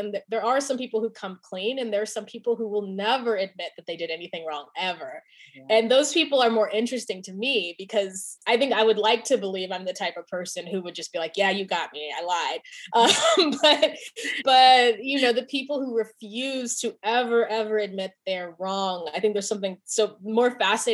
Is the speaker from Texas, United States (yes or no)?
no; California, United States; moved away as an adult; my identity as a Californian, as I have not lived in California